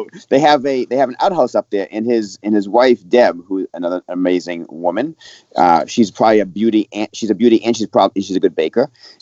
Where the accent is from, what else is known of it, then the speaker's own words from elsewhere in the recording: Maine, United States; moved away; I'm from Maine.